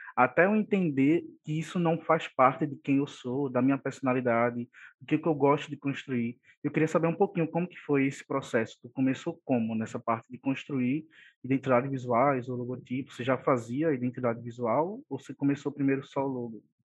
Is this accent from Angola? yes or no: no; Olinda, Pernambuco, Brazil; Somos conterrâneos, né, só que de cidades diferentes, sou de Olinda